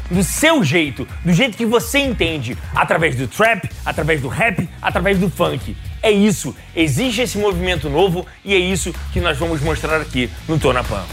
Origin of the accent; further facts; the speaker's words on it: Rio de Janeiro, Brazil; Eu sou carioca